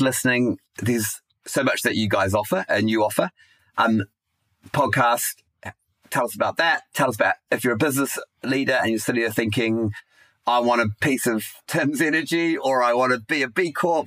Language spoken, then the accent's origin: English; New Zealand; moved away as an adult; also born or lived in United Kingdom; Kiwi abroad in the UK